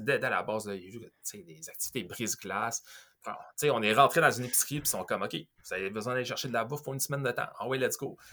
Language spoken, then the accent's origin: French; Quebec / Montreal, Canada; also born or lived in Ontario; je suis de Québec, je suis de Montréal